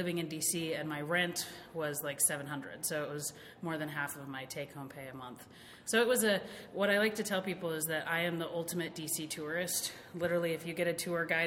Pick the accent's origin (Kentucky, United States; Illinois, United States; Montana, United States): Montana, United States; Havre; moved away as an adult; also born or lived in Seattle, Washington / Olympia, Washington / Washington, D.C.; I grew up in Havre, Montana, which is literally the most open space place I've been